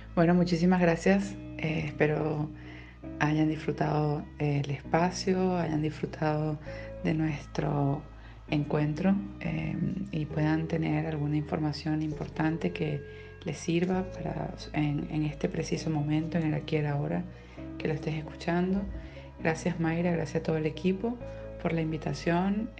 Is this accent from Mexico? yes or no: no; Venezuela